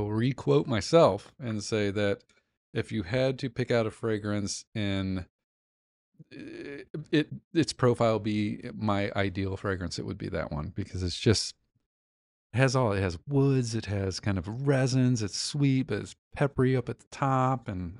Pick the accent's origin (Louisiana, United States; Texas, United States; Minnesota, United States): Texas, United States; We're from Texas, whatever.